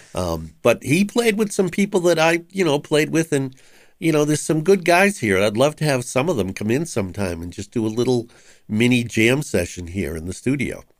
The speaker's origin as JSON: {"language": "English", "town": "Boston", "region": "Massachusetts", "country": "United States", "tie": "born or raised there", "said": "I grew up in West Roxbury, and West Roxbury and Rosendale are kind of contiguous"}